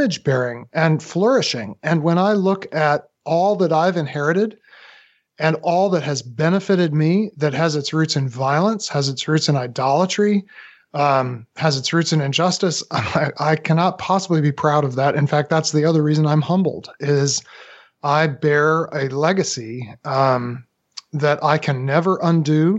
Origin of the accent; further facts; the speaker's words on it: United States; as an American